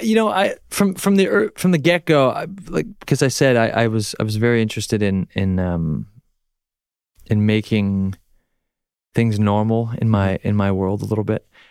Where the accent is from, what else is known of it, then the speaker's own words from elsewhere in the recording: Canada; accent: Canadian; I'm Canadian